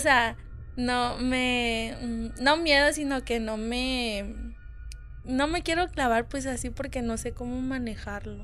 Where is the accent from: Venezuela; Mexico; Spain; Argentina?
Mexico; Hermosillo, Sonora; soy de aquí, de Hermosillo